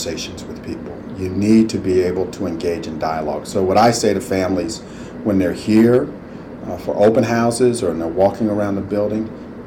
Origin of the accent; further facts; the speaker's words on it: Cleveland, Ohio, United States; moved away as an adult; also born or lived in Bucks County, Pennsylvania; I grew up in Cleveland, Ohio, knew nothing about Quakerism or Quaker schools